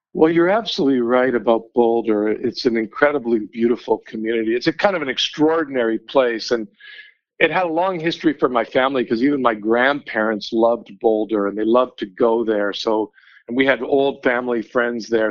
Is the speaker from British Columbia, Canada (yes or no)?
yes; Vancouver, British Columbia, Canada; now in Denver, United States; I grew up in Vancouver